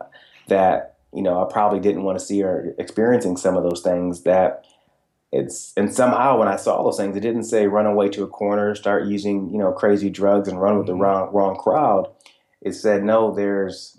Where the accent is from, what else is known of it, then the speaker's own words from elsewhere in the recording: Michigan, United States; that blue-collar environment I was raised in Michigan